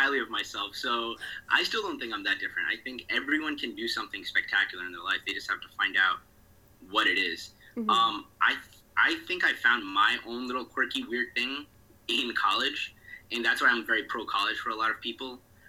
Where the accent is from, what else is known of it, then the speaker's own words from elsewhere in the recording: West Orange, New Jersey, United States; now in New York, United States; I'm from New Jersey. My family, born and raised in New Jersey. I live in New York right now